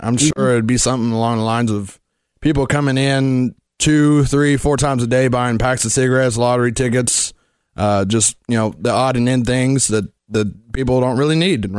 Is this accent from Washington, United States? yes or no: no; Maysville, Kentucky, United States; Maysville, Kentucky.